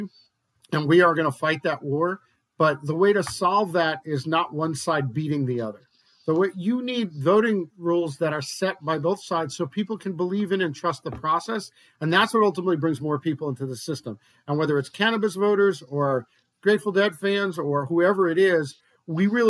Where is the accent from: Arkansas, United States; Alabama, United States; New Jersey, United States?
New Jersey, United States; in my home state, in Jersey